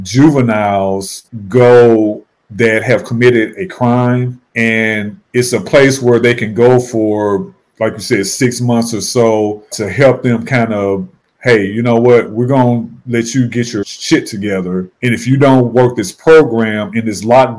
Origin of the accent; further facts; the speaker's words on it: St. Louis, Missouri, United States; moved away as an adult; now in Charlotte, United States; I live in Charlotte now, but I grew up and was born and raised in St. Louis